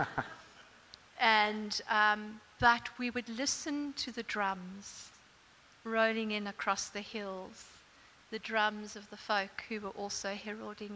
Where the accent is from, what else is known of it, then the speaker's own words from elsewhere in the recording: South Africa; now in Australia; I grew up in South Africa, as you can hear.